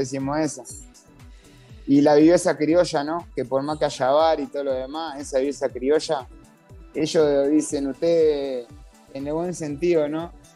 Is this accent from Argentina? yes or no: no; Uruguay; now in Venezuela; Uruguay es un país muy humilde, de que somos pocos